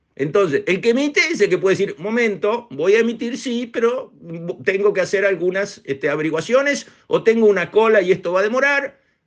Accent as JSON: {"language": "Spanish", "country": "Uruguay", "said": "los uruguayos"}